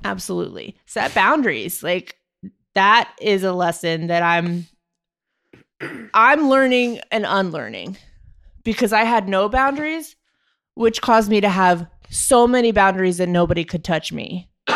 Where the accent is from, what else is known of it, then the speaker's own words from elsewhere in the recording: Maryland, United States; moved away as an adult; also born or lived in Jamestown, New York; I grew up in Maryland